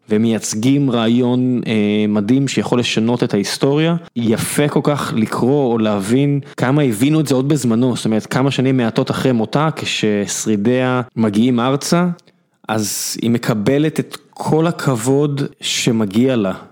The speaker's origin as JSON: {"language": "Hebrew", "town": "Beersheba", "region": "Southern District", "country": "Israel", "tie": "born or raised there", "said": "אני גדלתי בבאר שבע"}